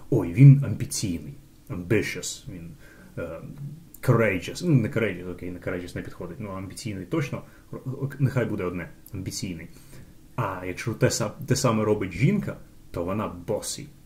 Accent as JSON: {"language": "Ukrainian", "region": "Kyiv", "country": "Ukraine", "said": "коли я киянин, духов, духовно збагачений, іду на виставу на узвіс"}